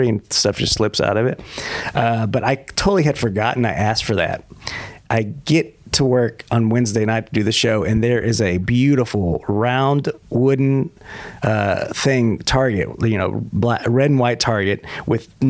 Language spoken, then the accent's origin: English; Texas, United States; moved away as an adult; also born or lived in New York; I'm from Texas originally. Mm-hmm. And while I was there till about 30 years old